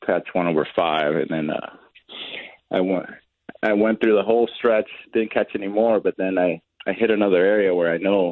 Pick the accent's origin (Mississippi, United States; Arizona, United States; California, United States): California, United States; Southern; moved away; I grew up in Southern California.